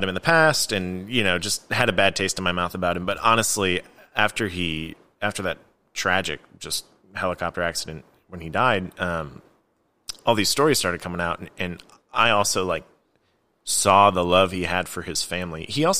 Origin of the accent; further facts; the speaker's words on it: Chicago, Illinois, United States; You know, I grew up in Chicago